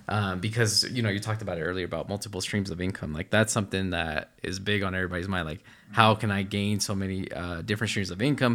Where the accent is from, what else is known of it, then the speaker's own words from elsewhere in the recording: New Jersey, United States; now in Utah, United States; we grew up in the East Coast in New Jersey, moved here